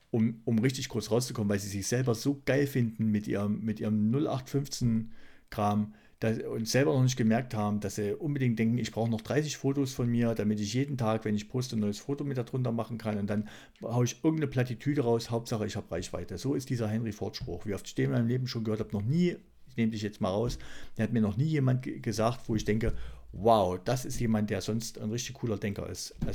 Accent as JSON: {"language": "German", "region": "East Germany", "country": "Germany"}